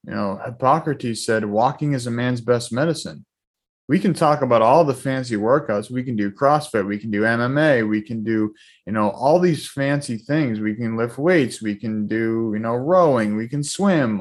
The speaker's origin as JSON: {"language": "English", "town": "Boston", "region": "Massachusetts", "country": "United States", "tie": "born or raised there", "also_born_or_lived": "Weymouth, Massachusetts / Norwell, Massachusetts", "said": "I'm from the Boston area, born and raised here. Um, you know, grew up middle class family"}